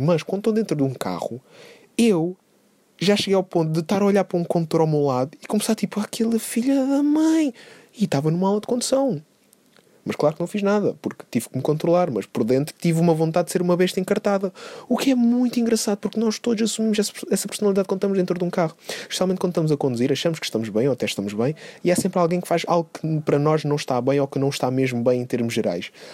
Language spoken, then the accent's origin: Portuguese; Algarve, Portugal; moved away as an adult; now in Lisbon, Portugal; E eu nem sou daqui, eu nem sou de Lisboa. Eu sou do Algarve